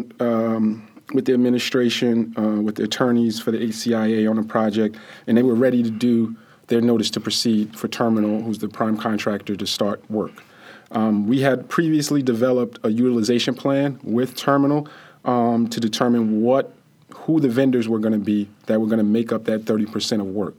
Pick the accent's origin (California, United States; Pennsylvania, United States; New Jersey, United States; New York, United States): New Jersey, United States; Jersey City; when we were growing up in the Greenville section of Jersey City